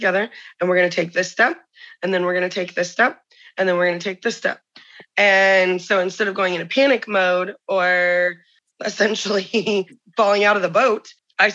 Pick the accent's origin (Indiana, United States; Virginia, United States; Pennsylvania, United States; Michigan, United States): Indiana, United States; I'm from Indiana